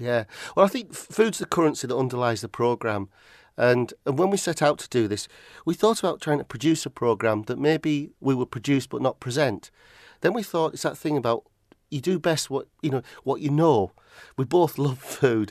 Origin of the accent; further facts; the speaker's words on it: Barrow-in-Furness, North West England, United Kingdom; moved away as an adult; also born or lived in Aberdeen, Scotland; now in Roa Island, United Kingdom; I was born and brought up in Barrow.